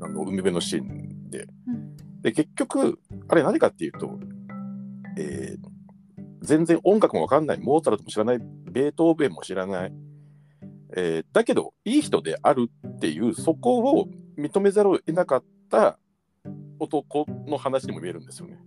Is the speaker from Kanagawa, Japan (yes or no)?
no; Tokyo, Japan; 僕は僕はちょっと東京出身の人間なので